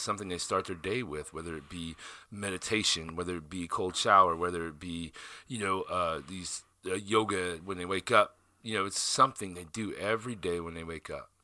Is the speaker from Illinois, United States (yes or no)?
yes; Southern Illinois, United States; moved away; also born or lived in South Dakota; I grew up in Southern Illinois in a town of 500 people.